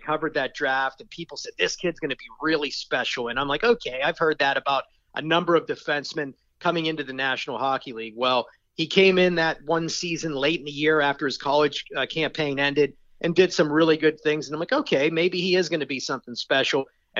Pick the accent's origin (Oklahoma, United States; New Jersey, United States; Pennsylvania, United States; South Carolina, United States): Pennsylvania, United States; Pittsburgh; growing up in Pittsburgh